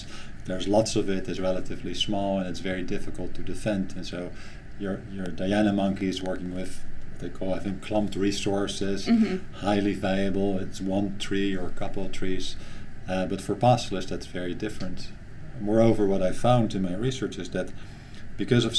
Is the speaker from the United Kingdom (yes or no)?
no; Netherlands; moved away; I'm from the Netherlands